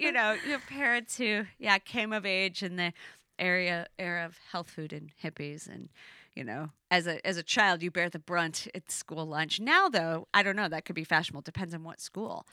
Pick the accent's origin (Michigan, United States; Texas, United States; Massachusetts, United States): Michigan, United States; Elk Rapids; I grew up in, um, Elk Rapids, which is tiny